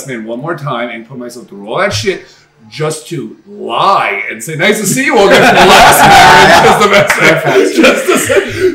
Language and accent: English; New York City, New York, United States; moved away; I go, oh, from New York. She goes, what part of New York? I say, Queens.